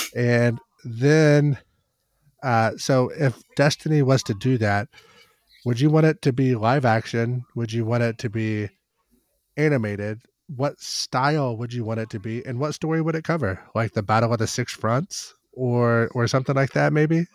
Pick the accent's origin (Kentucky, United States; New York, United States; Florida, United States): Kentucky, United States; growing up in Kentucky, our, uh, standardized testing scores weren't as good as the national average